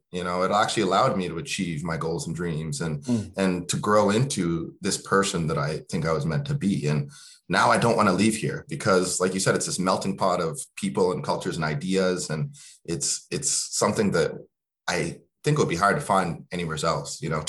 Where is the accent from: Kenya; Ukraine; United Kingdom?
Kenya; now in Halifax, Canada; You know, I came from Kenya and, you know, I was very scared coming here.